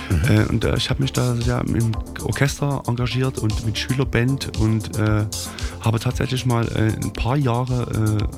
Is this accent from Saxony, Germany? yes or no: yes; Dorfhain, Saxony, Germany; in der Blüte meiner Jugend am Arsch der Welt gewohnt, in Dorfhain.